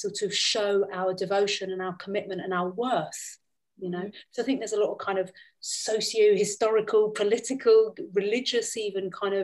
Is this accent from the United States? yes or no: no; London, United Kingdom; moved away as an adult; now in Austria; I come from a really mixed heritage, and I grew up in London